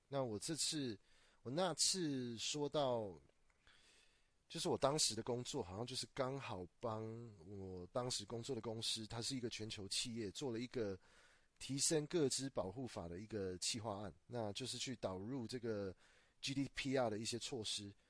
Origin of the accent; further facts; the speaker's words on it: Taiwan; 我是土生土长的台湾人